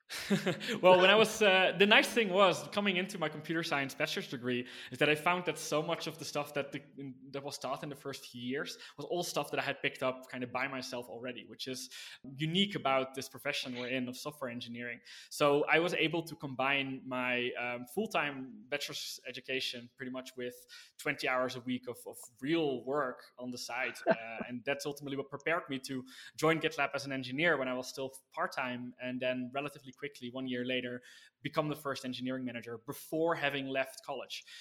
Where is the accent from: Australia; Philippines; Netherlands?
Netherlands; born and raised in the Netherlands